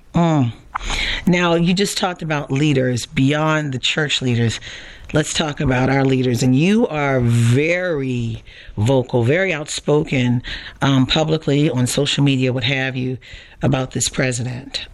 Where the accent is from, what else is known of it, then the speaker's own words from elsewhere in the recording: Baltimore, Maryland, United States; I grew up in Baltimore